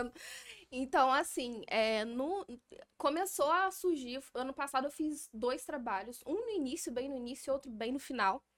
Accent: Barra do Piraí, Rio de Janeiro, Brazil; now in São Paulo, Brazil; sou barrense, Barra

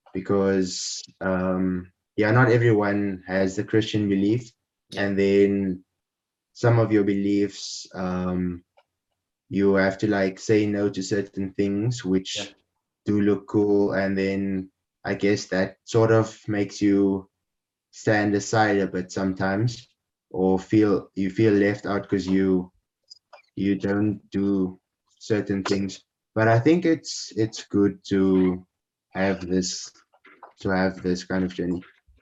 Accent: Windhoek, Khomas, Namibia; born there; Yeah, so I was born in Namibia, in the capital city, Windhoek.

